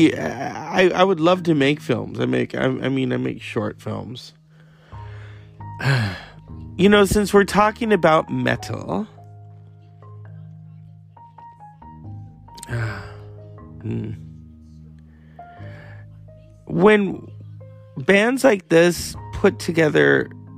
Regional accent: United States; I am American

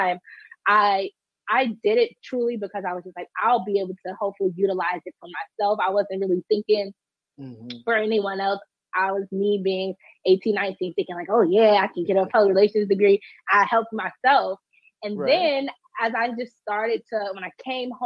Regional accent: Washington, District of Columbia, United States; I am from Washington, D.C. I was born and raised here in Southeast D.C.

